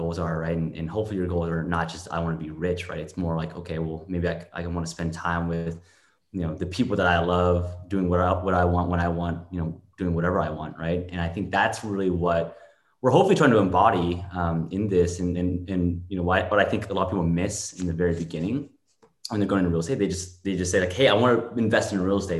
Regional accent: Bay Area, California, United States; growing up in the Bay Area

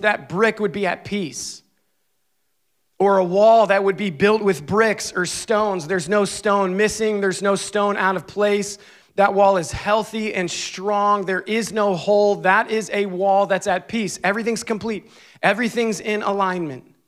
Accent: Scranton, Pennsylvania, United States; moved away; I grew up right outside of Scranton, Pennsylvania

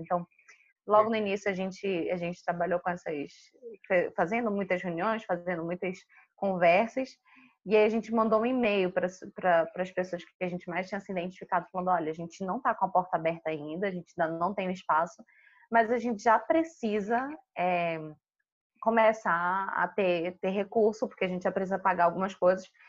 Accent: Manaus, Amazonas, Brazil; moved away as an adult; Eu sou de Manaus, eu sou manauara

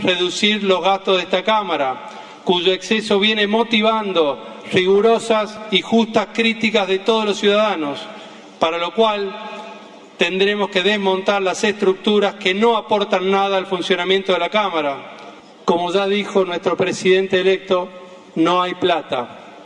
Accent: General José de San Martín, Chaco, Argentina; mi pueblo general José de San Martín en la provincia del Chaco

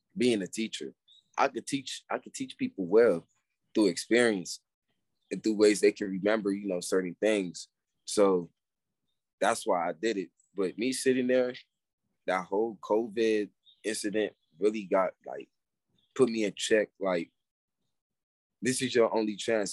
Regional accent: Pasadena, California, United States; now in Atlanta, United States; I'm from Pasadena, California.

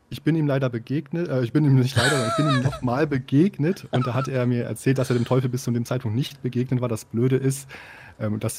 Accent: Osnabrück, Lower Saxony, Germany; ich komme aus Osnabrück, vielleicht hat sich das noch nicht bis da unten hindurch äh, herumgesprochen

